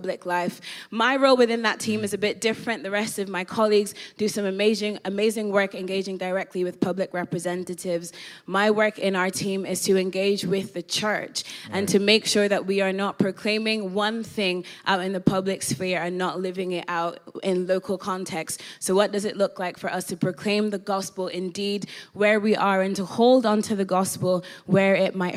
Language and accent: English; Ireland; moved away as an adult; also born or lived in Northern Ireland; now in London, United Kingdom; born in London, raised in Ireland. So raised in the Republic of Ireland, went to school there, went to uni there.